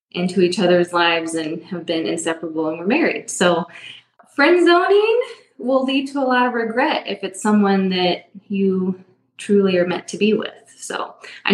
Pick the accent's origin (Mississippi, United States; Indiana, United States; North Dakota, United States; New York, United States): Indiana, United States; Indianapolis; now in Avon, United States; I'm from Indianapolis. So we currently are in Avon, Indiana.